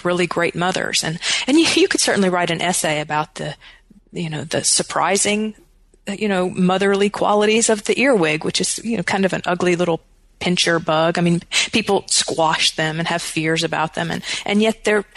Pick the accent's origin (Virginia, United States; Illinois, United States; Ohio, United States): Virginia, United States; Wytheville; moved away as an adult; now in Tennessee, United States; my hometown at all, which I do hope to do, of Wytheville, Virginia